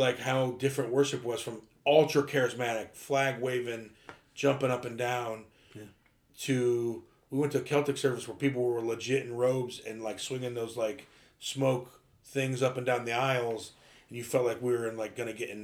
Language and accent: English; Ohio, United States; we grew up in Baptist church in Ohio